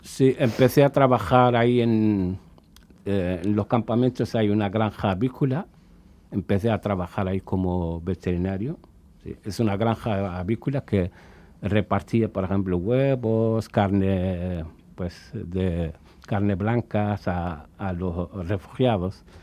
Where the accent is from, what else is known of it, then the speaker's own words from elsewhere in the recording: Cuba; moved away as an adult; also born or lived in Dakhla, Western Sahara / Tindouf refugee camps, Algeria; hemos estado la mayor parte de nuestra vida allí en Cuba. Incluso a nosotros ahora, hasta en estos días, nos llaman cubarauis